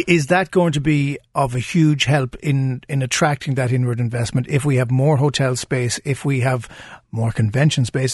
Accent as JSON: {"language": "English", "town": "Cork", "region": "Munster", "country": "Ireland", "said": "we're all from Cork listening right now"}